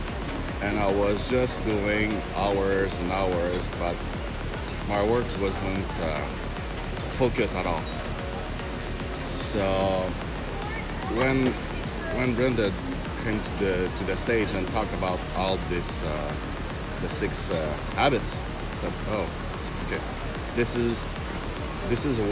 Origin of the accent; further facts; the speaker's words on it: Quebec, Canada; I come from Canada, Quebec, French, the French part.